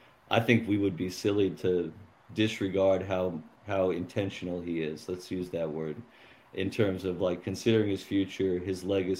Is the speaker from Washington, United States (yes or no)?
yes; Tacoma, Washington, United States; my childhood growing up in Tacoma